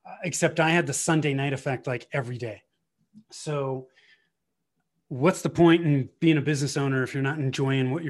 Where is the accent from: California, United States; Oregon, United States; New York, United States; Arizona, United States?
California, United States; Bay Area, Northern; moved away as an adult; now in Colorado, United States; I was born and raised in Northern California in the Bay Area